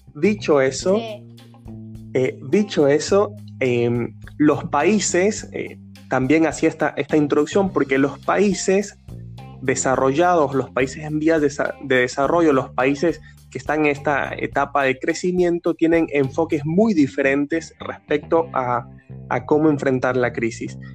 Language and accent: Spanish; Ecuador; en Ecuador, que es mi país de origen